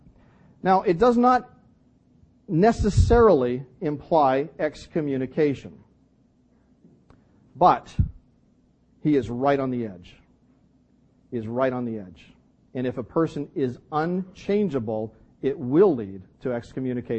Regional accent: Canada; I'm Canadian

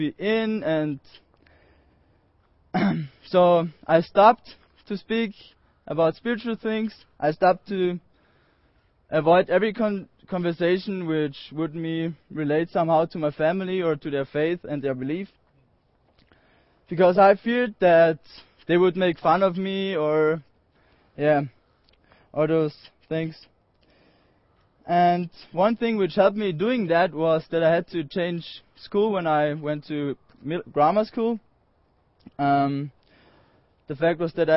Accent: Austria; I'm from Austria. I'm 19 years old, and I'm from a little valley called Cucumber Valley

